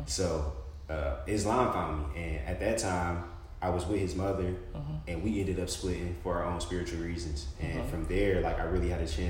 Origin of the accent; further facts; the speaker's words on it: Detroit, Michigan, United States; moved away; I was destined to be a kid from Detroit.